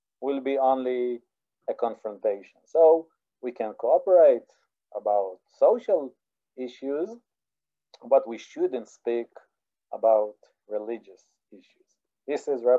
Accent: Israel; I'm from Israel

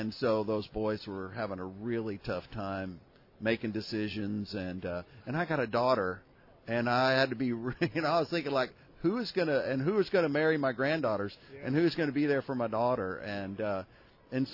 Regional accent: Houston, Texas, United States; now in Austin, United States; I'm a native Texan and proud to be. Born and raised in Houston, Texas.

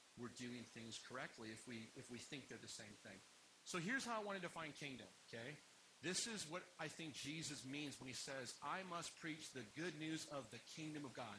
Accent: United States; I like being American

